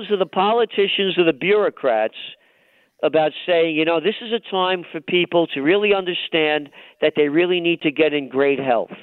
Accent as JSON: {"language": "English", "town": "New York City", "region": "New York", "country": "United States", "tie": "born or raised there", "said": "I'm a New Yorker. I mean, if you can't tell, you know, and you know, I'm a guy born in the Bronx"}